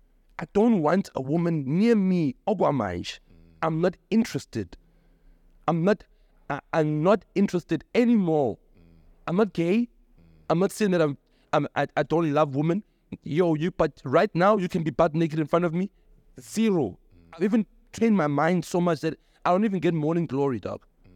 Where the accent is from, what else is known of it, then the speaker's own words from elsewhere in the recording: Logan Jerez, South Africa; And for me as umchita, growing up in Logan Jerez, it's hard to be supported by a woman.